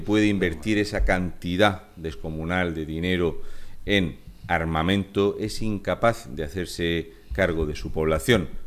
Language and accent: Spanish; Region of Murcia, Spain; soy un murciano encabronado